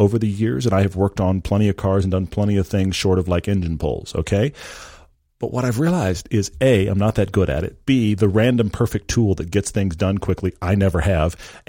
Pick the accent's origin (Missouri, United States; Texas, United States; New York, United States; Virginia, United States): Texas, United States; also born or lived in England / Norway / California; now in Utah, United States; And this was came from growing up in Texas and living while I was a kid, both in England and in Norway.